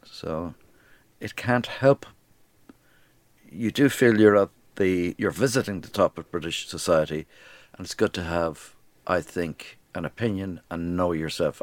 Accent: Dublin, Leinster, Ireland; moved away as an adult; also born or lived in London; I was brought up in Dublin in a repressed society

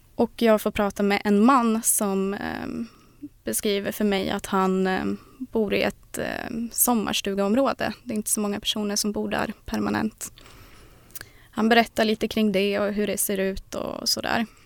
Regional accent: southern Norrland, Sweden; södra Norrland där jag kommer ifrån.

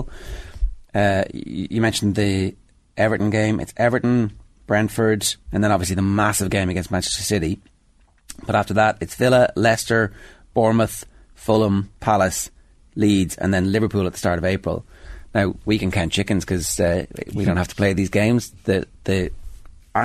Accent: Ireland; Irish football fans

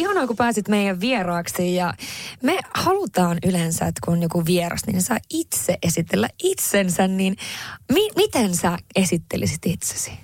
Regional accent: Haparanda, Norrbotten County, Sweden; Finnish is a second language; moved away as an adult; now in Finland; mä Haaprannasta kotoisin ja, ja identifioin itseni kyllä hyvin vahvasti kuitenkin edelleen niin kuin tänä päivänäkin sillä tavalla ruotsinkieliseksi ja ruotsalaiseksi

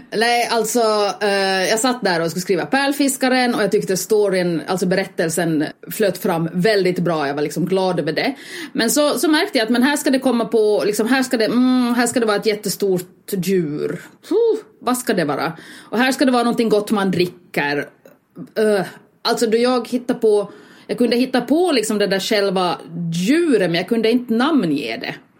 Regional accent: Finland; eftersom jag är finländare

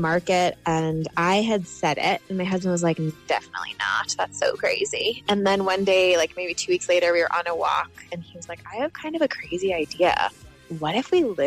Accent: United States; moved away as an adult; also born or lived in Boston; now in Ireland; I'm American and I lived in Boston

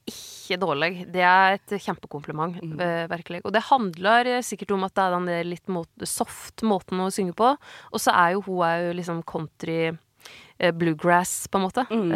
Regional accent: Vinje, Telemark, Norway; jeg er skikkelig fra Vinje

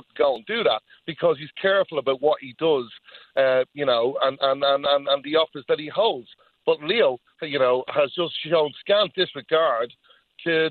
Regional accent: Drogheda, Leinster, Ireland; my hometown, Drogheda

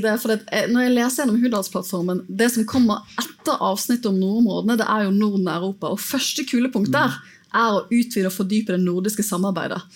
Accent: Bergen, Vestland, Norway; Jeg er jo bergenser

